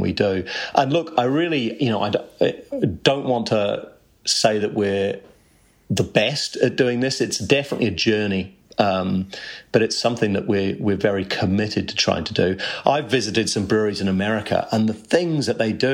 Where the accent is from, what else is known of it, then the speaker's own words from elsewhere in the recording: Canterbury, New Zealand; I grew up in Canterbury